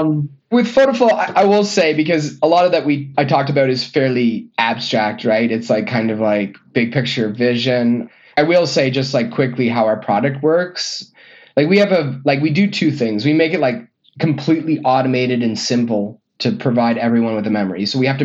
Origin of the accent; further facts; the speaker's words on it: Canada; now in Illinois, United States; And then I'm from Canada. Ooh. I live in Illinois, so I'm going home for Christmas.